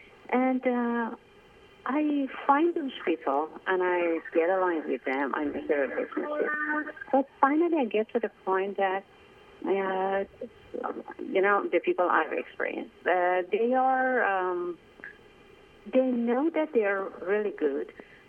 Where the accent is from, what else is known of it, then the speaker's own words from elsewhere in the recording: Iran; English is a second language; moved away as an adult; now in United States; because I came from Iran to the States, and that's why I didn't get opportunity to make any other relationship.